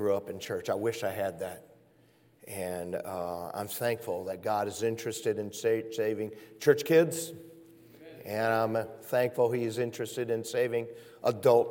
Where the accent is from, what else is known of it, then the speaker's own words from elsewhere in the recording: Michigan, United States; moved away; I'm from up north. I'm from Michigan